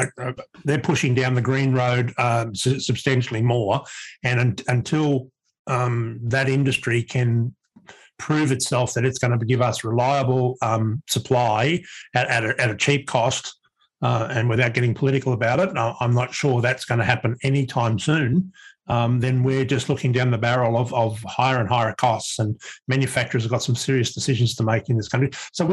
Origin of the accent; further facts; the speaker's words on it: Brisbane, Queensland, Australia; in my hometown in Brisbane